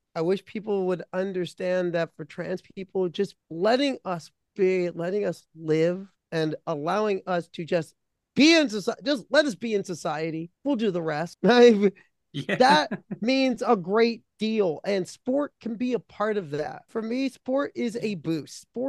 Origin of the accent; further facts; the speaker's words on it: Midwest, United States; also born or lived in Connecticut; I'm a Midwesterner